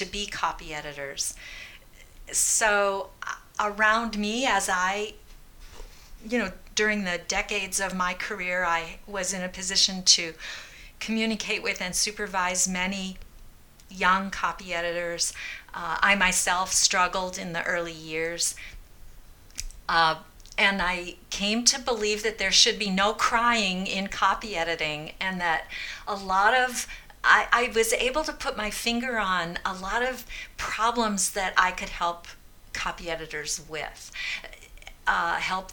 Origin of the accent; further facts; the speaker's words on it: Peoria, Illinois, United States; I grew up in Peoria, and my grandmother lived on the farm in Ellisville